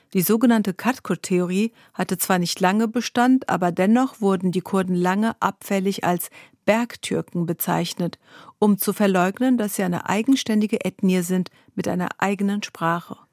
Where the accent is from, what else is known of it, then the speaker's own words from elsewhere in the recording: Germany; first language Zazaki (Kirmanckî); German is a second language; also born or lived in Dersim (family origin, Kurdish); Auch in Deutschland